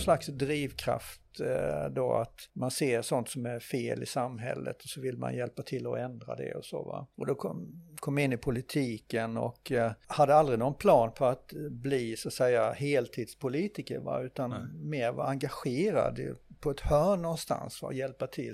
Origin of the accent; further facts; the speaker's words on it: Nättraby, Blekinge, Sweden; jag eh, är ju född och uppvuxen här i Nättraby i Blekinge